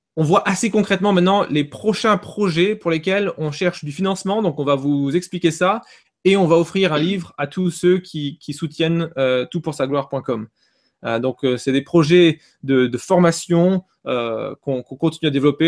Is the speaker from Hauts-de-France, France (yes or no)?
yes; Nord, Hauts-de-France, France; moved away; je suis nordiste hein, euh, à la base